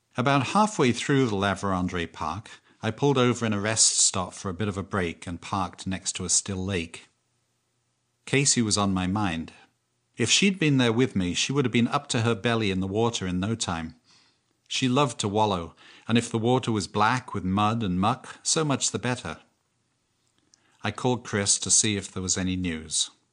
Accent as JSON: {"language": "English", "region": "England", "country": "United Kingdom", "also_born_or_lived": "Canada", "moved": "yes", "said": "I'm English."}